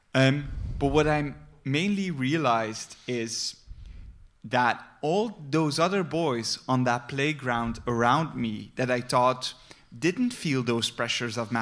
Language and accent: English; Flemish countryside, Flanders, Belgium; I grew up on the Flemish countryside among flowers